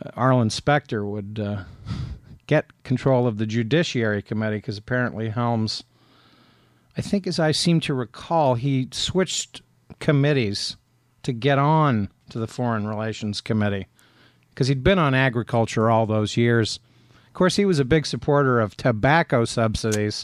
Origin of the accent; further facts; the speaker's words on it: Appalachian Ohio, United States; I grew up in Appalachia, Ohio